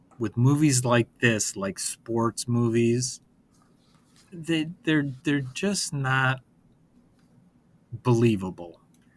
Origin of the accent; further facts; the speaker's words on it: Detroit, Michigan, United States; I'm from Detroit